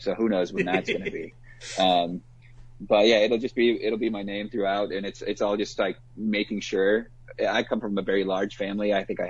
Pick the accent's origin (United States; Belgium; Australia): United States; Chicago, Illinois; also born or lived in Providence, Rhode Island; I lived in Providence for a couple of years, and they knew me as the Midwest guy. So my name in Providence was